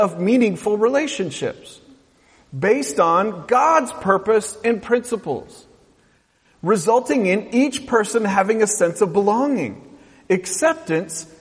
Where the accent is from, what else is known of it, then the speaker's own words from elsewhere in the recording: West Coast, United States; I grew up on the West Coast